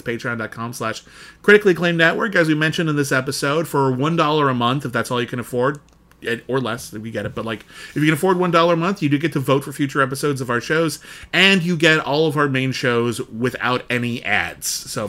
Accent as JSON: {"language": "English", "country": "United Kingdom", "said": "Yeah, I'm British."}